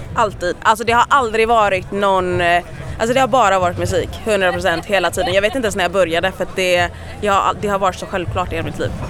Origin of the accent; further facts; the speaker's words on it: Gothenburg, Västra Götaland, Sweden; jag är ju från Göteborg